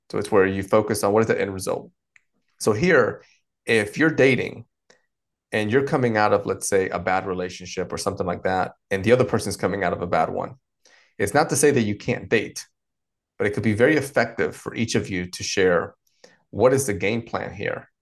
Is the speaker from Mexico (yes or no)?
no; North Carolina, United States; also born or lived in Dominican Republic; I've been here in the States, uh, in particular North Carolina, um, the, the majority of my life, all the way from, uh, mid-childhood through adulthood.